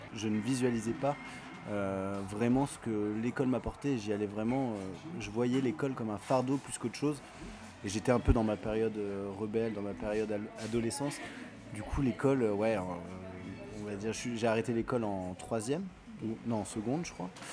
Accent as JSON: {"language": "French", "area": "Paris region", "region": "Île-de-France", "country": "France", "tie": "born or raised there", "said": "j'ai grandi euh, sur Paris, en, région parisienne, à côté de Paris"}